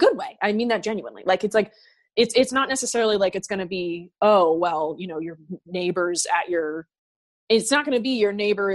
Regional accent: United States; I as an American

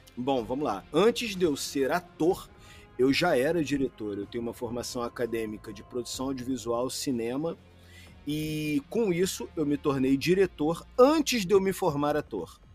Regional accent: Rio de Janeiro, Brazil; accent: carioca; Eu, por exemplo, sou carioca

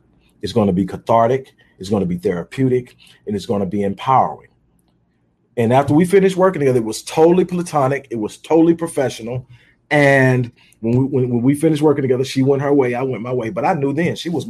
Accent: Houston, Texas, United States; now in Houston, United States; I'm originally from Houston, but I've lived in a lot of different places

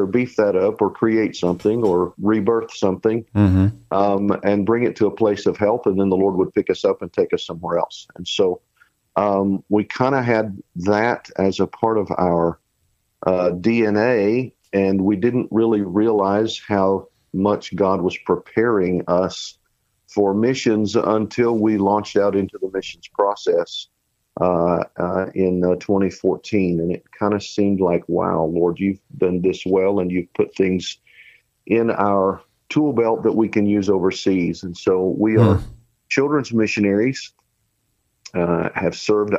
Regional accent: Oklahoma, United States; moved away as an adult; also born or lived in Washington, D.C. area / Tucson, Arizona / Springfield; I grew up in Oklahoma.

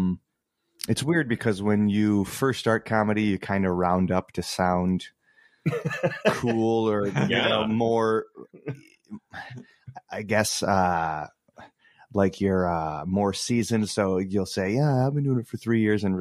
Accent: Muskegon area, Michigan, United States; also born or lived in Grand Rapids; I moved from the Muskegon area where I went to high school back to Grand Rapids

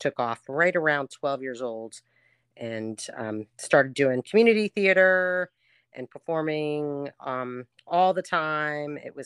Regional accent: Jersey Shore, New Jersey, United States; moved away as an adult; now in New Orleans, United States; Jersey. I'm from New Jersey. Born and raised at Jersey Shore

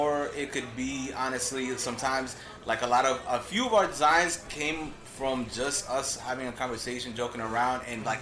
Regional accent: Woodbridge, Virginia, United States; moved away as an adult; also born or lived in Arlington, Virginia; I grew up in Woodbridge, VA

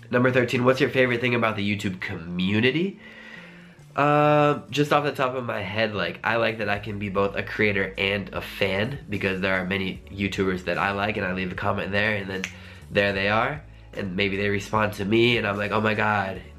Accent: Centennial, Colorado, United States; also born or lived in Denver; where I'm from is a place I really care about which is Denver, Colorado, more specifically Centennial, Colorado. It's a small suburb of Denver, um, which is in the middle of the United States.

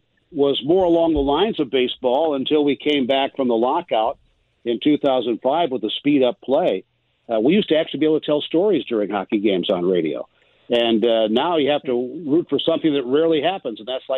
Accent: Galesburg, Illinois, United States; growing up in Galesburg, Illinois

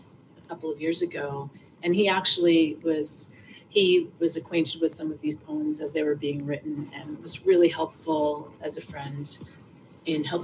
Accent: New York City, New York, United States; moved away as an adult; now in Rhode Island, United States; I grew up in Hell's Kitchen, then I moved down to the West Village when I was three. And then we kind of bopped around between the West Village and the East Village for my whole life

